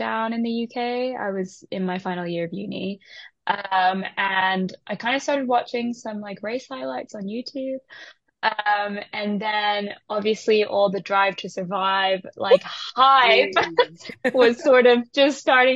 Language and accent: English; Shanghai, China; moved away; also born or lived in Taiwan / United Kingdom; So I'm Taiwanese, and I grew up in Shanghai